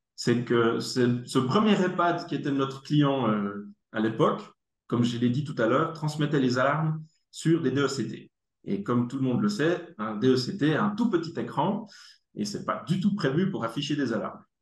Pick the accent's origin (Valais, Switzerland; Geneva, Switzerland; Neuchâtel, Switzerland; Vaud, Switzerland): Neuchâtel, Switzerland; accent: neuchâtelois; moved away; also born or lived in Germany; je suis né en Allemagne, j'habite en Suisse depuis très très longtemps. Et c'est pour ça que j'ai un bel accent neuchâtelois